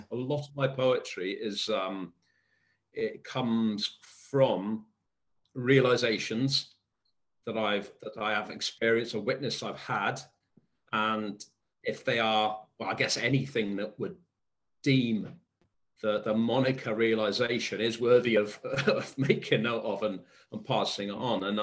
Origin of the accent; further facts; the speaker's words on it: Cwmbran, Wales, United Kingdom; accent: Welsh; I grew up in Cwmbran in South Wales.